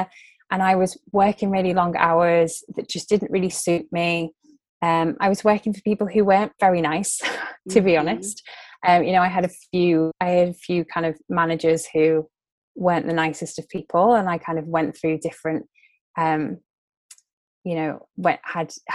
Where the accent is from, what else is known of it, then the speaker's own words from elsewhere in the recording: Liverpool, North West England, United Kingdom; moved away as an adult; also born or lived in London; I'm originally from Liverpool, which is in the north of England.